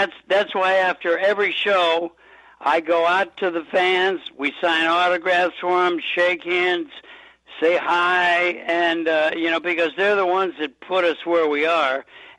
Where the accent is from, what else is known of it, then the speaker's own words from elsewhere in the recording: Los Angeles, California, United States; moved away as an adult; also born or lived in Manhattan, New York; now in Rochester, United States; Well, yeah, I grew up in Los Angeles. I was born in Manhattan, New York, and when my dad and Dean Martin started doing movies together, we moved out to Los Angeles. So I lived there, you know, until I was in my 40s, I guess.